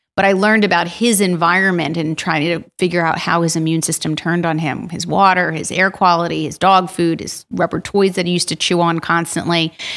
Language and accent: English; Yardley, Pennsylvania, United States; also born or lived in Princeton, New Jersey; I grew up in Washington's Crossing in Yardley